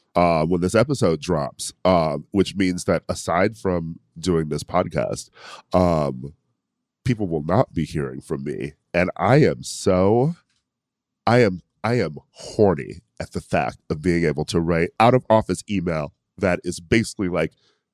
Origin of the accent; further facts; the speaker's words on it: Milwaukee, Wisconsin, United States; moved away; also born or lived in Chicago; I'm from Milwaukee. So if I visit home, just the travel alone to be like, oh, okay, I'm going to go to Chicago while I'm already in Milwaukee, it's just like exhausting to me.